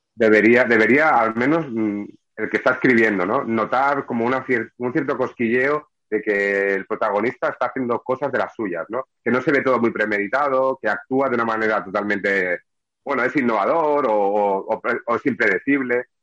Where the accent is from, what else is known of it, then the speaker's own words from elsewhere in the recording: Barcelona, Catalonia, Spain; now in Sabadell, Spain; soy un barcelonés, nacido en el 76, casi los 80 en Barcelona y me trasladé a Sabadell